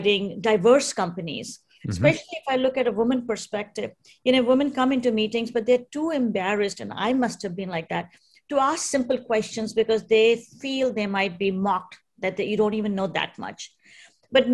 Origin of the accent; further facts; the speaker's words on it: India; being Indian